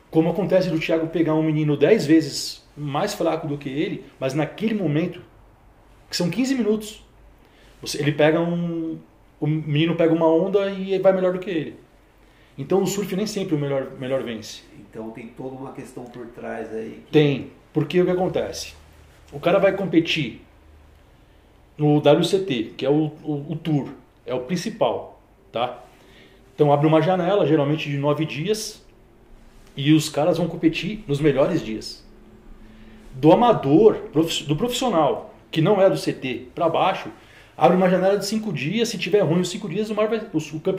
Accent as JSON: {"language": "Portuguese", "town": "Praia Grande", "region": "São Paulo", "country": "Brazil", "also_born_or_lived": "Santos", "said": "Cara, a gente é de Praia Grande. Praia Grande. É. Eu, eu nasci na Praia Grande. Na, verdade, a gente nasceu eu nasci em Santos porque não tinha hospital na época. Mas minha família já era de Praia Grande faz tempo"}